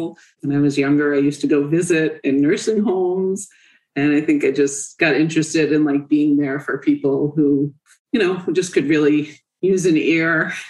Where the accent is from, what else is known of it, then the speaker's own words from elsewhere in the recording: Spring Valley, New York, United States; I grew up in Muncie, Spring Valley, New York.